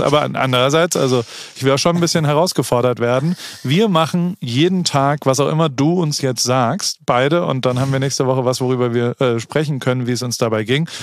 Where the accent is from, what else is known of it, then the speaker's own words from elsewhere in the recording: Heidelberg, Baden-Württemberg, Germany; now in United States; Heidelberg, meiner Heimatstadt